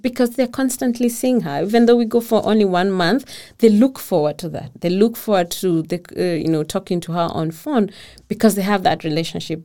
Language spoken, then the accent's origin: English; Kenya; first language Kikuyu; English is a second language; moved away as an adult; now in Denmark; we go down in the village because that's where I come from.